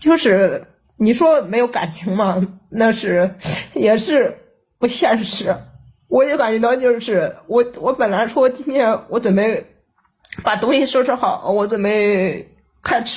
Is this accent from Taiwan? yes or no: no; Chongqing, China; 我是重庆的。